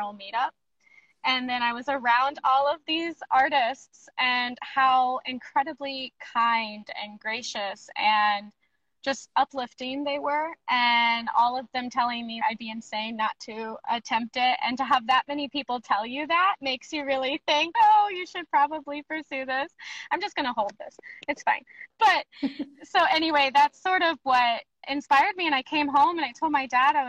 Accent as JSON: {"language": "English", "town": "Springfield", "region": "Missouri", "country": "United States", "tie": "born or raised there", "lives_now": "Kansas City, United States", "said": "I am currently based in Kansas City, Missouri. I grew up in Springfield, Missouri"}